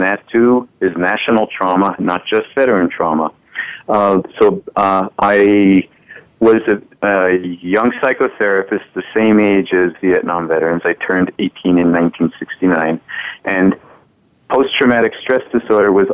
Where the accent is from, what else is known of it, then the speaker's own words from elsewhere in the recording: New York City, New York, United States; I grew up in New York City around a lot of Holocaust survivors